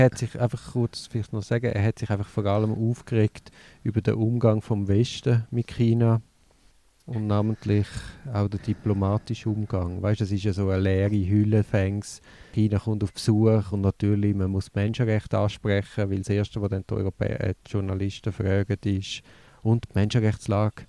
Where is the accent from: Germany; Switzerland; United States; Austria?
Switzerland; in der Schweiz haben wir das Problem